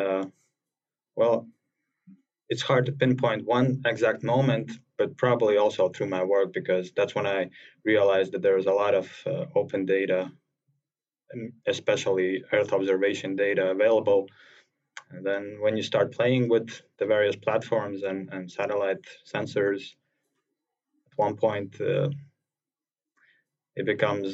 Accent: Latvia; I'm from Latvia, and it's relatively small country in the northeast part of Europe

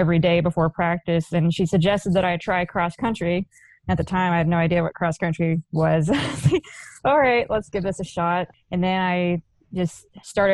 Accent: Burleson, Texas, United States; growing up in the Dallas-Fort Worth Metroplex, it was a pretty competitive area.

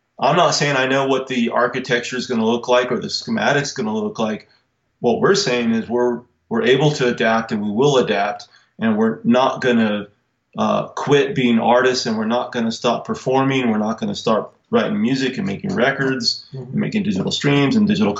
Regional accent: Albuquerque, New Mexico, United States; We're from Albuquerque, New Mexico

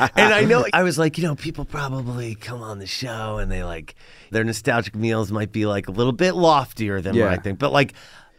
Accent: Philadelphia, Pennsylvania, United States; moved away as an adult; also born or lived in Abington, Pennsylvania; now in Los Angeles, United States; I grew up in Philly.

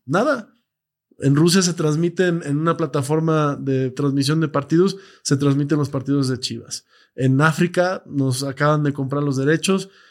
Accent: Mexico; nos cuesta como mexicanos creer que, podemos

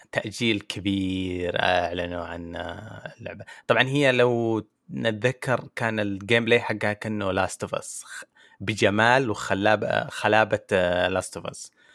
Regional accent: Saudi Arabia

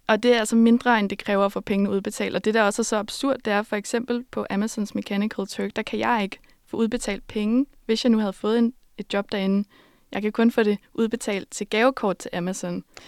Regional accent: Denmark; jeg var fra Danmark

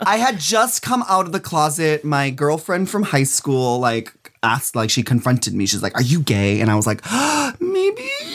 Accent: Minnesota, United States; moved away; also born or lived in New York City; I'm from, I'm from Minnesota, so my very first time ever being in drag and performing was in Minneapolis

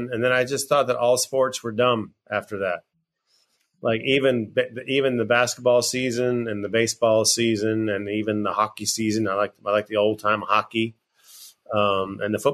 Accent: New England, United States; I grew up in New England

